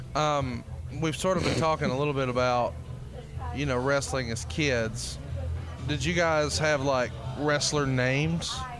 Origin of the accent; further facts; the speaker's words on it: Alabama, United States; I'm from Alabama